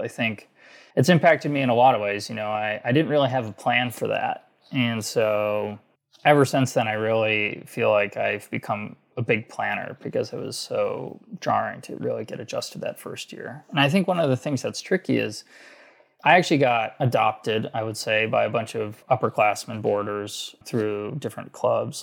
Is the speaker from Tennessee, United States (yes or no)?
no; outside Detroit, Michigan, United States; moved away as an adult; Growing up outside Detroit, my family had always worked for Ford for almost four generations